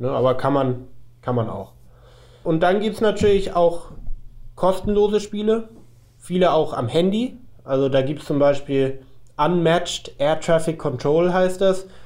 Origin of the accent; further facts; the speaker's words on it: Hamburg, Germany; ich bin ja aus Hamburg